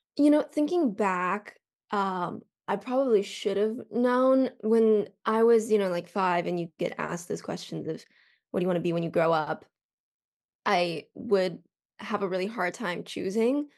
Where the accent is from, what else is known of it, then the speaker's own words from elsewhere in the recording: Colorado, United States; now in Los Angeles, United States; I'm from Colorado